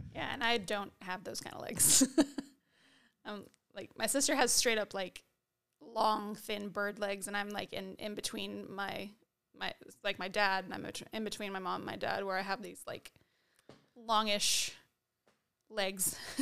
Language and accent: English; United States; we're American